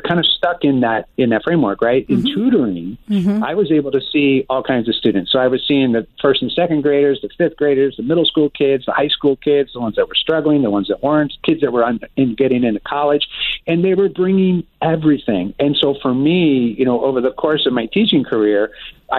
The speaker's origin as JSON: {"language": "English", "region": "Florida", "country": "United States", "tie": "born or raised there", "moved": "as an adult", "lives_now": "San Juan, Puerto Rico", "said": "So I grew up in Florida, and our office was based in Florida"}